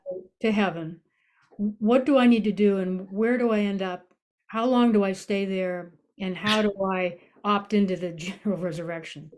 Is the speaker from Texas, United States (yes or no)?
no; Massachusetts, United States; I grew up in Massachusetts